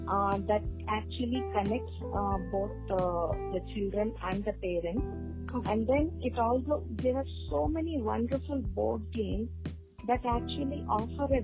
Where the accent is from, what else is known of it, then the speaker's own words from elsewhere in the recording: Andhra Pradesh, India; I am from Andhra Pradesh, right?